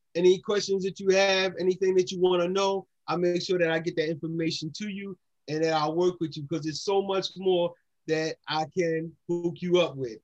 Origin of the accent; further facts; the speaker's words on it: Philadelphia, Pennsylvania, United States; I'm just a boy from down Nice Town. You know, I'm from Nice Town, Tioga area